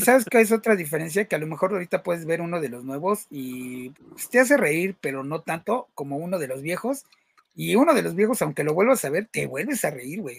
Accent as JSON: {"language": "Spanish", "country": "Mexico", "said": "nosotros que somos mexicanos"}